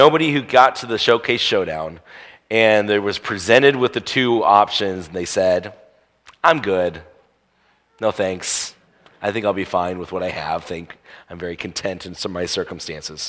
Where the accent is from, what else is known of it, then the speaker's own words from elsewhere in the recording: Indiana, United States; I grew up in Indiana.